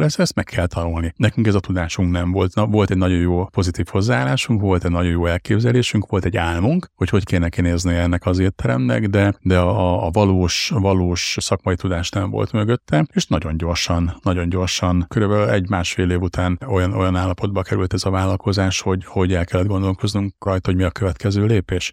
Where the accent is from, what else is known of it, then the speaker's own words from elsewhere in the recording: Hajdúszoboszló, Hajdú-Bihar, Hungary; volt vidéken Hajdú Szoboszlon egy á bé cé áruházunk, amit eleinte közösen vezettünk a, a, az édesapámmal